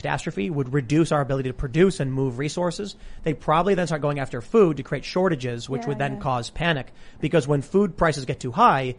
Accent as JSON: {"language": "English", "country": "Ireland", "said": "The Irish infiltration. I'm Irish."}